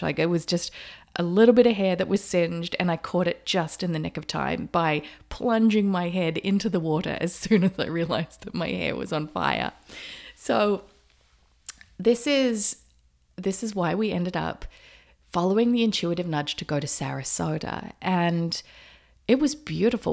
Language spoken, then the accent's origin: English; Australia; moved away; also born or lived in Noosa, Queensland; I grew up in Australia, and when I lived in Noosa, Queensland, that is just paradise